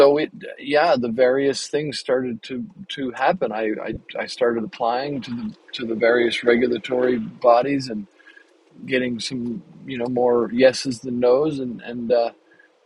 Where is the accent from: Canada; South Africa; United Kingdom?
Canada; moved away as an adult; now in United States; I moved to the U.S. 20 years ago, 21 years ago now. And when we got here, as a Canadian